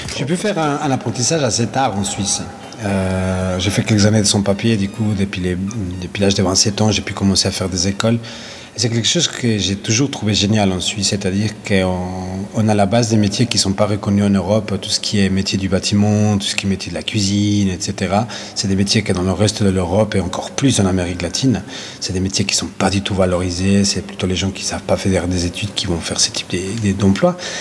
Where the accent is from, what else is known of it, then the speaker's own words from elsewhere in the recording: Ecuador; now in Lausanne, Switzerland; Mon pays d'origine est euh, l'Équateur.